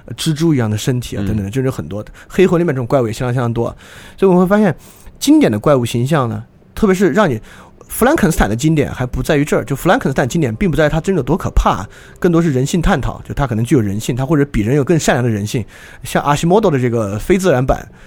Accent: Sichuan, China; 我老家四川的嘛

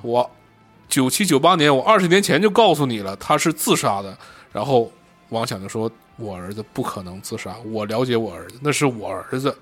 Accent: Shenyang, Liaoning, China; 我从小在沈阳生活，那种高高的烟囱以及他们的倒掉我见了太多了

